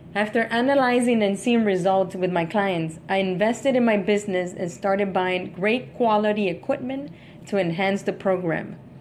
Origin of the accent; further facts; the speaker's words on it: Miami, Florida, United States; I'm from Miami